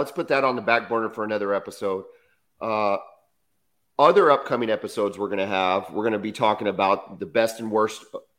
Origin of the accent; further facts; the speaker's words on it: San Antonio, Texas, United States; moved away; I'm from San Antonio.